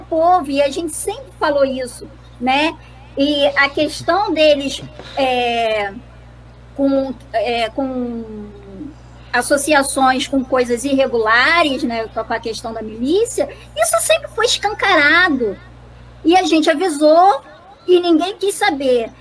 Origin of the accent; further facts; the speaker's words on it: Rio de Janeiro, Brazil; nós que somos do Rio de Janeiro